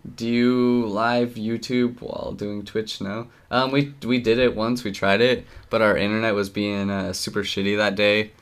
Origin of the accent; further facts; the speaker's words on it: Utah, United States; we're we're from Utah.